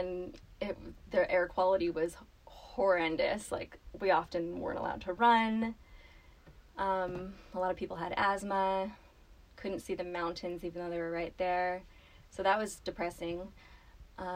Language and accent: English; Los Angeles, California, United States; I grew up in Southern California, in the LA area